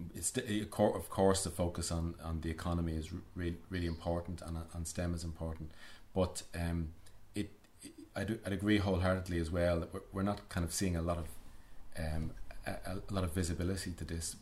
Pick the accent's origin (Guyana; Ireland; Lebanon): Ireland; Dublin, Leinster; growing up in Dublin